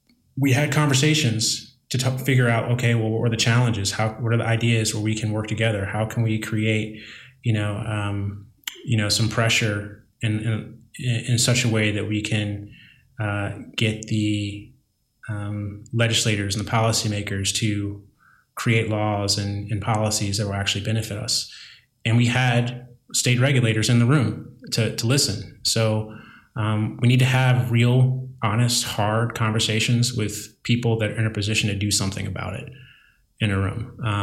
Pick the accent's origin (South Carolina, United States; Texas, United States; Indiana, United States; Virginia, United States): Virginia, United States; I know that there are some folks like back in my home state or my native state of Virginia, that won't even entertain the conversation of social equity because of the way it sounds